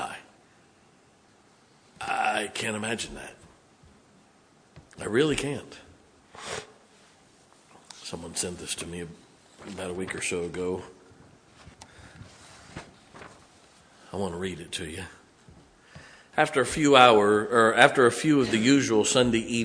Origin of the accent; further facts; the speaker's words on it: United States; As an American